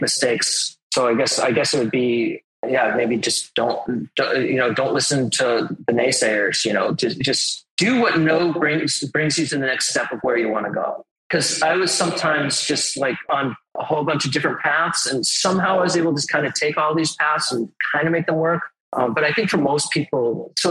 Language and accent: English; Westborough, Massachusetts, United States; also born or lived in Cambridge, Massachusetts; I'm originally from Westboro, Massachusetts.